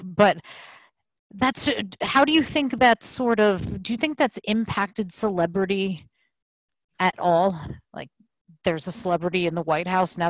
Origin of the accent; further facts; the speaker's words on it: United States; our duty as American citizens.